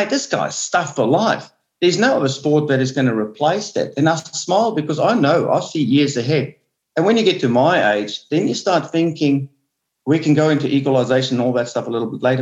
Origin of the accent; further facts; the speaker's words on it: Onrus River, Western Cape, South Africa; as a kid, I grew up in Honoris River